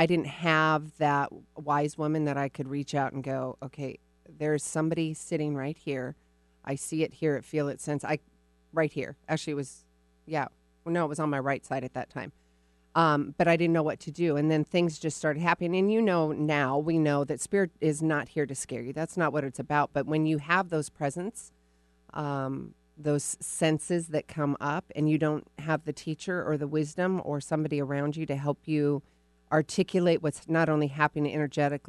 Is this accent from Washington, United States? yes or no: no; Arizona, United States; moved away; I was born in Arizona, and then I spent some time